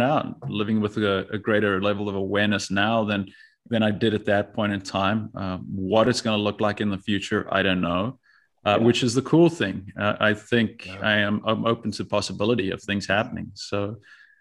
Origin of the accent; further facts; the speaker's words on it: South Africa; moved away as an adult; also born or lived in Tucson, Arizona, United States / Marseille, France; now in United States; I born and raised in South Africa, lived there until I was 18.